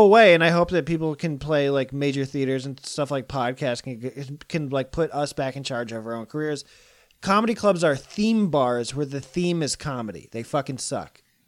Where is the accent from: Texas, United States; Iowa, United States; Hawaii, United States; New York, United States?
Iowa, United States; now in California, United States; I'm from Iowa